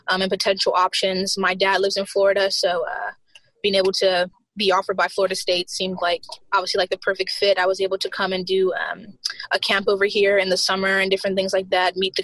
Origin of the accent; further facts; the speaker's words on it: Bermuda; moved away as an adult; also born or lived in South Carolina, United States; now in Tallahassee, United States; Well, I was born in South Carolina in the U.S., but I moved to Bermuda when I was like super, super young. And I was raised in Bermuda ever since I was like a teenager.